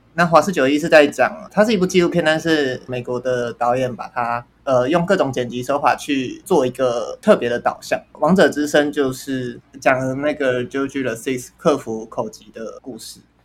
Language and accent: Chinese; Taiwan; 我身为台湾人